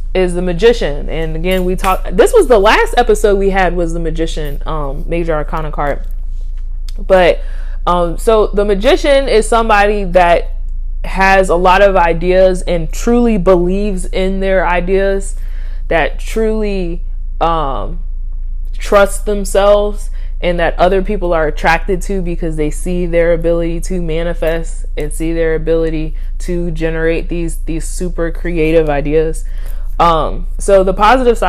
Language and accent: English; Virginia, United States; I'm from the South. Well, depending on who you talk to, I'm from Virginia